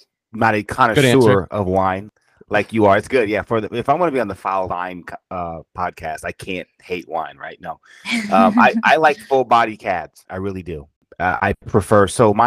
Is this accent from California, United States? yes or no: no; Atlanta, Georgia, United States; also born or lived in Detroit, Michigan; I was born in Detroit. We moved away to Atlanta when I was a kid